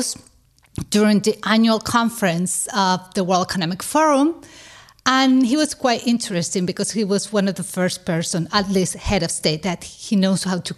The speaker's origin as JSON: {"language": "English", "country": "Spain", "also_born_or_lived": "New York", "accent": "Spanish", "second_language": "English", "moved": "as an adult", "lives_now": "Switzerland"}